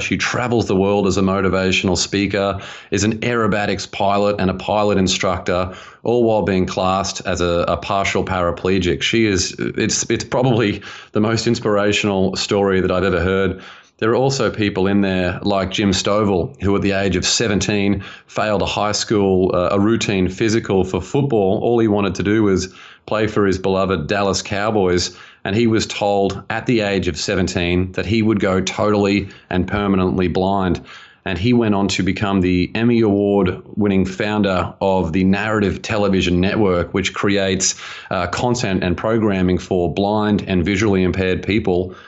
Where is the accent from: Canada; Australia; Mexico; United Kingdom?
Australia; moved away as an adult; now in United States; I grew up in Australia and spent a decade in financial planning out there and moved to America about five years ago